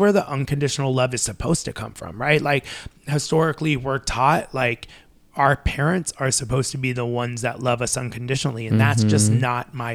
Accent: Long Beach, California, United States; I grew up in Long Beach

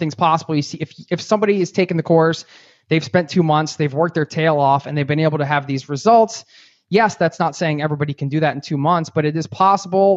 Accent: East Coast, United States; I'm from the East Coast

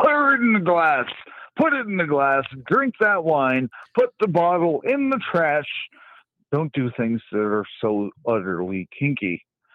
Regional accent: Colorado, United States; I grew up in Colorado

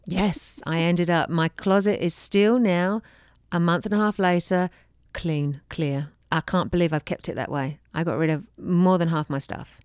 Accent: England, United Kingdom; moved away; I came from England. I did not have a dishwasher growing up

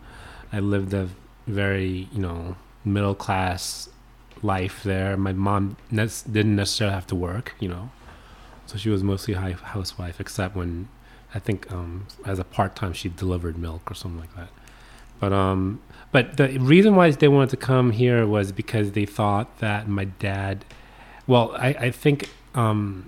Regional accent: New Orleans, Louisiana, United States; moved away as an adult; also born or lived in Korea / Baltimore, Maryland / New York City; now in Plattsburgh, United States; I grew up in New Orleans area

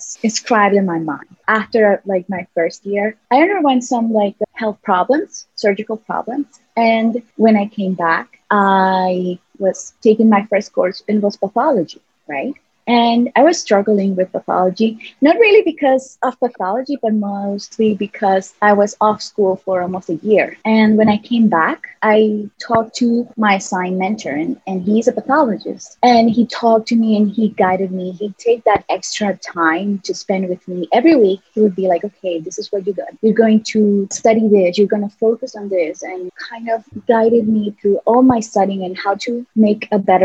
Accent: San Salvador, El Salvador; moved away as an adult; I'm from San Salvador, the capital city.

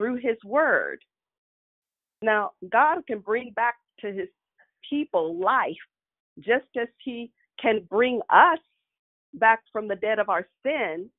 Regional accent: Kansas City, United States; when I was a child growing up in Kansas City

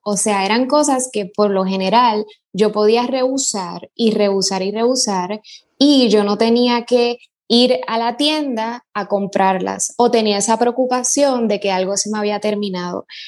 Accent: Puerto Rico; also born or lived in New York, United States; soy puertorriqueña

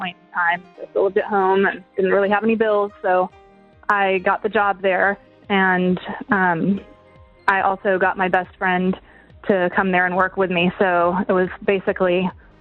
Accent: Shalimar, Florida, United States; now in Niceville, United States; I currently live in Niceville, but I grew up in Shalimar

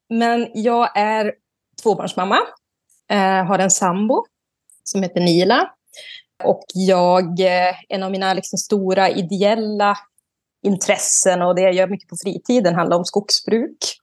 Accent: Vilhelmina, Västerbotten County, Sweden; moved away as an adult; now in Arjeplog, Sweden; Där jag är uppvuxen är i Vilhelmina norra sameby. Men nu så bor jag uppe i Loktamava sameby i Seidegava utanför Arjeplog.

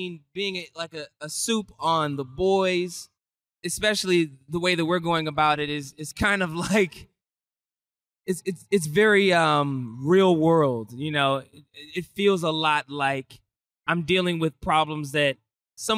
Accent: Maryland, United States; I'm from Maryland, where it's kind of like a small community

